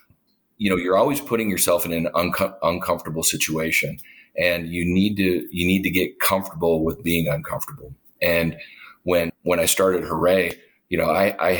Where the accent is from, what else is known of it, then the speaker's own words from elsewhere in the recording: Duluth, Minnesota, United States; moved away as an adult; my hometown in Duluth